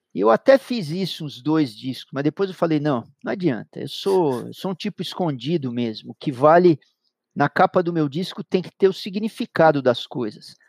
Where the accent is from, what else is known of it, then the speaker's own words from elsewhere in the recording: São Paulo, Brazil; Eu nasci em 1959 em São Paulo, na maternidade de São Paulo, uma família de classe média paulistana, uhum. típica classe média paulistana